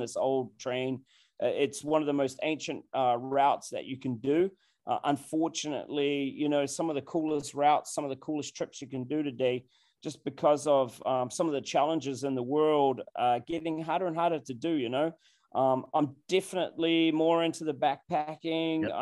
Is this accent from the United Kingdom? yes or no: no; New Zealand; now in Virginia, United States